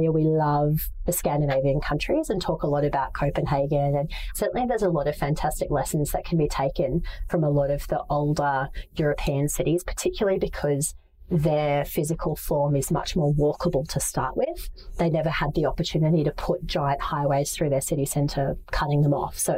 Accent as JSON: {"language": "English", "town": "Manila", "region": "Metro Manila", "country": "Philippines", "tie": "born or raised there", "said": "I grew up in Asia and Ho Chi Minh City absolutely takes my breath away as a place that is so reflective of what it is to be Vietnamese. I didn't live there. I lived in Manila"}